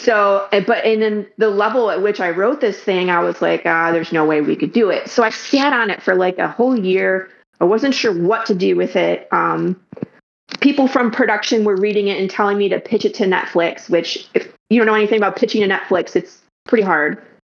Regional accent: Detroit, Michigan, United States; also born or lived in California; now in Dallas, United States; So I am originally from Detroit, Michigan. Moved around a couple times, lived in California, went back to Michigan, and now we're in Dallas, Texas area.

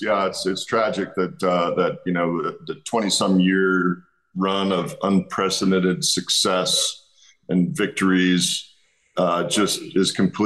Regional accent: West Coast, United States; You know, growing up on the West Coast, I had a whole bunch of buddies that were 49ers fans.

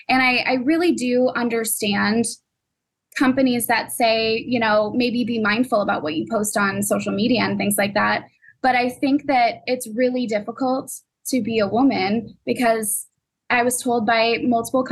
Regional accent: Iowa, United States; moved away as an adult; now in Chicago, United States; I moved from Iowa to Chicago in 3 days

